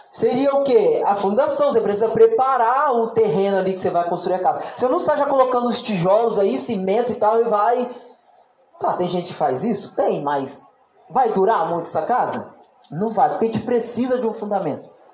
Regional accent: Barra Mansa, Rio de Janeiro, Brazil; eu sou do Rio de Janeiro e lá na minha cidade, Barra Mansa

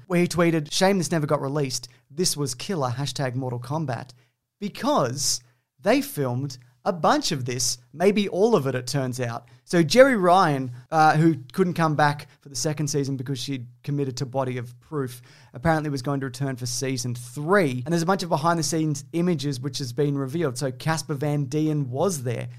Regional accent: New Zealand; I'm from New Zealand

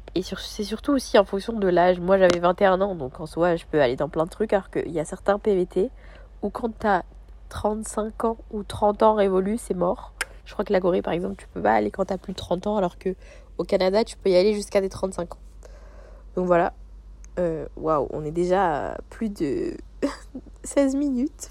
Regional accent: France; moved away as an adult; now in Sydney, Australia; ça fait deux mois que j'ai quitté la France

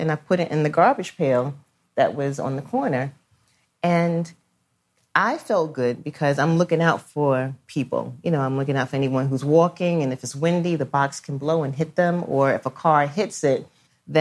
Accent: New York City, New York, United States; I grew up in Brooklyn

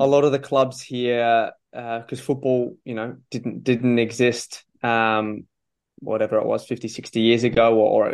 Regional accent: Adelaide, South Australia, Australia; moved away as an adult; also born or lived in Netherlands / Japan; Adelaide United, my hometown team

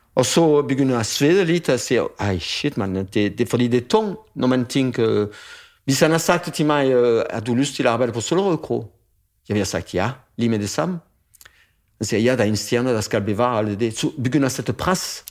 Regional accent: France; Danish is a second language; moved away as an adult; also born or lived in Paris / Toulouse; now in Denmark; den land, hvor jeg kommer fra, Frankrig selvfølgelig, men den område, hvor jeg kommer fra, det er bønne. Det er bønneområdet

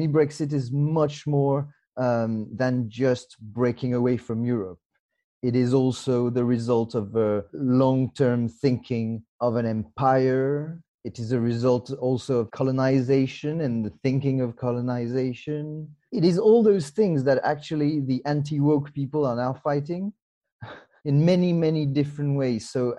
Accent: Mauritius; also born or lived in France; now in United Kingdom; I was actually born in France, and then I grew up in Mauritius with my parents, and then back to France, and then I moved to the UK 17 years ago now.

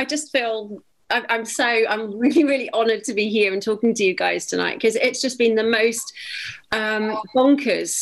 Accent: Cardiff, Wales, United Kingdom; growing up in Cardiff

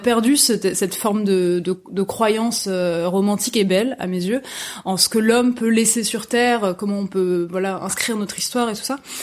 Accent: small town near Nantes, Pays de la Loire, France; moved away as an adult; now in Paris, France; je viens je viens de l'ouest de la France, une petite ville qui s'appelle Rosé qui est pas loin de Nantes et je avant d'arriver à Paris à 18 ans

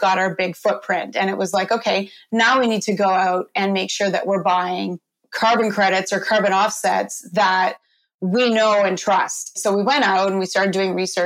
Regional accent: Canada; I'm a Canadian

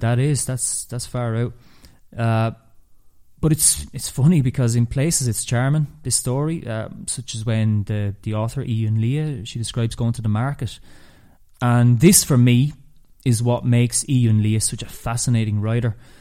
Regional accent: Ireland

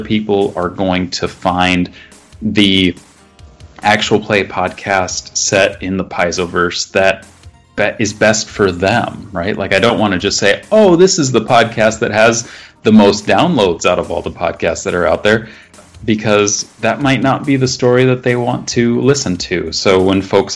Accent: Midwest, United States; being a Midwesterner

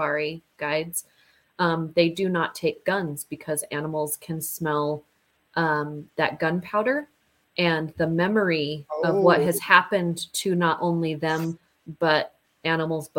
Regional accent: Utah, United States; we're from United States and we're from Utah

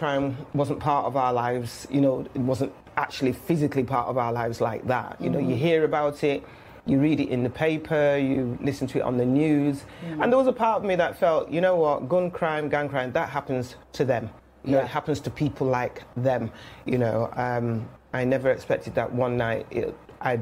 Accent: Manchester, North West England, United Kingdom; moved away as an adult; also born or lived in London; now in Manchester, United Kingdom; I am a Mancunian, born and bred.

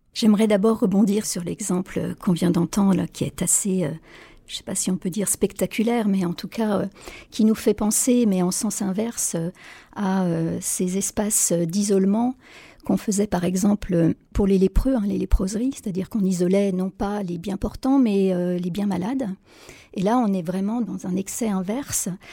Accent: France; chez nous en France

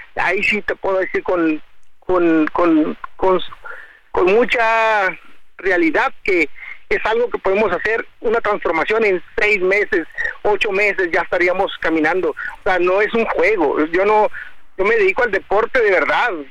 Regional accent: Tijuana, Baja California, Mexico; yo soy de aquí, de Tijuana, yo aquí crecí, aquí nací

